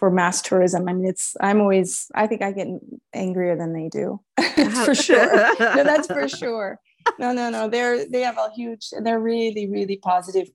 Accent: Los Angeles, California, United States; also born or lived in Switzerland; now in Murano, Italy; I grew up in Hollywood

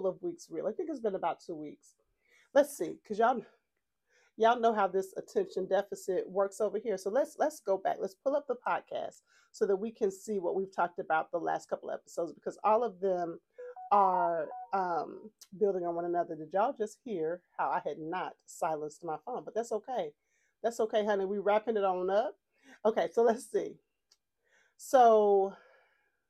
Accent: Texas, United States; accent: Texas twang; I'm from Texas, and sometimes, honey, this Texas twang makes me have to spell things

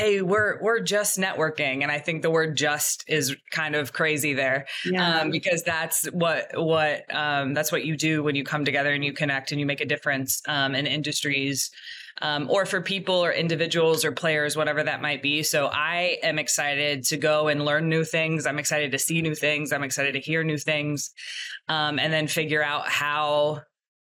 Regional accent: Ohio, United States; I'm a Midwest kid as well. I'm from Ohio

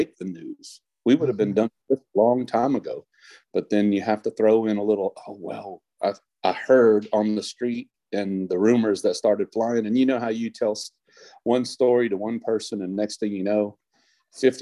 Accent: Bastrop, Texas, United States; I am from Bastrop.

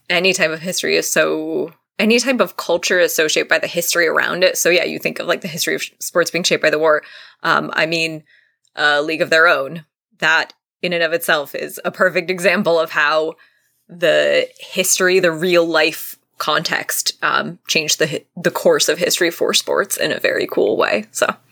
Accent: Vermont, United States; I'm from Vermont

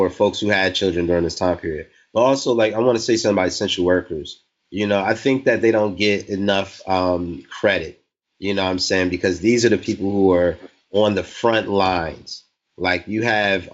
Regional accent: North New Jersey, United States; I'm from North New Jersey, born and raised.

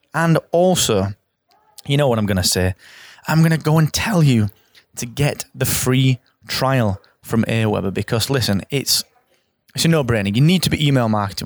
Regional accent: England, United Kingdom; I'm English, I live in England

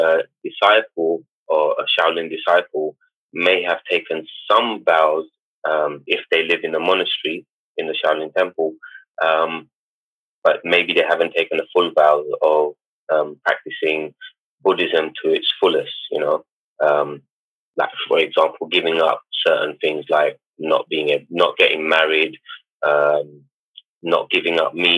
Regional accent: London, United Kingdom; I grew up in East London

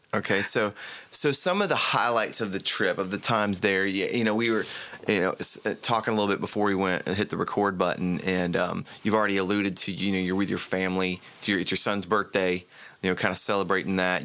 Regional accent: Central Florida, United States; my experience growing up in Central Florida

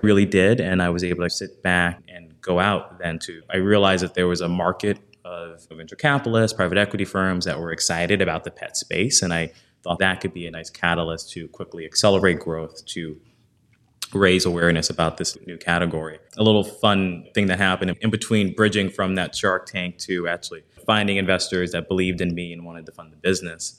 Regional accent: New Orleans, Louisiana, United States; moved away; also born or lived in New York; I grew up in New Orleans, single parent household

